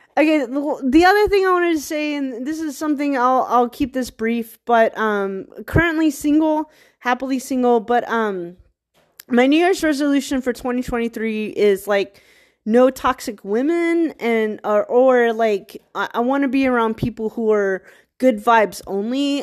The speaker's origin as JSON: {"language": "English", "region": "Virginia", "country": "United States", "said": "I'm from Virginia"}